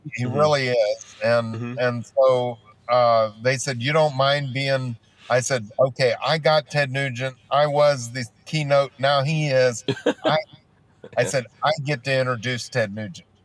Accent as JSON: {"language": "English", "region": "Texas", "country": "United States", "said": "I'm from Texas"}